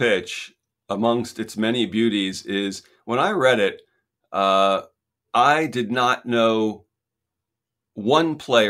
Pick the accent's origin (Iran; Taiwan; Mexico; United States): United States